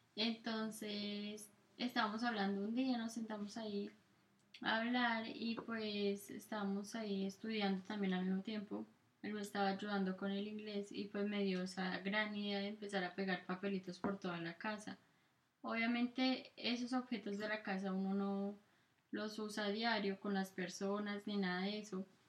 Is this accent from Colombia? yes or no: yes; Colombia; accent: Colombian mixed with Italian; moved away as an adult; also born or lived in Italy; now in United States; mi acento todavía es colombiano, es como un mix entre colombiano y italiano